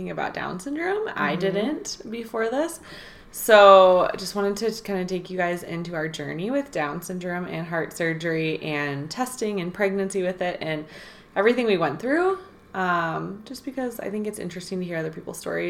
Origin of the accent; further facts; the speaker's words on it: Midwest, United States; now in Denver, United States; we're from the Midwest